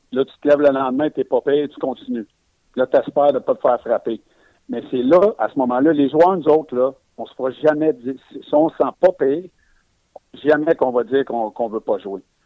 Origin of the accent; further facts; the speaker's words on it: Quebec, Canada; Je suis un Québécois